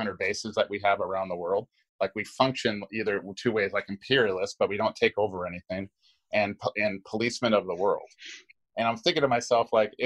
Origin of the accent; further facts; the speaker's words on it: Hawaii, United States; I'm from Hawaii